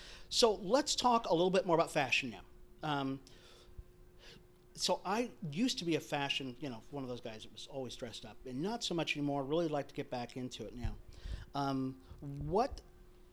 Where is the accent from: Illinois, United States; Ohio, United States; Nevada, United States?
Nevada, United States; Las Vegas; I was raised in Las Vegas